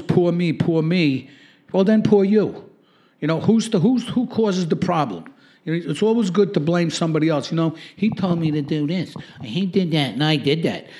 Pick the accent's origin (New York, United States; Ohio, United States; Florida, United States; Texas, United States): New York, United States; New York City; Growing up in Brooklyn, for me, was a good experience for the most part